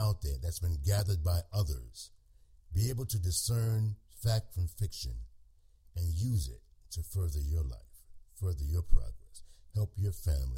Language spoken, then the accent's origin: English; United States; What I am is an American who seeks the truth